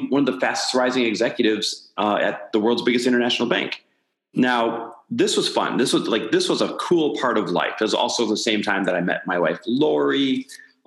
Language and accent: English; Midwest, United States; now in Santa Monica, United States; I am Midwest born and raised, now living out here in Santa Monica, California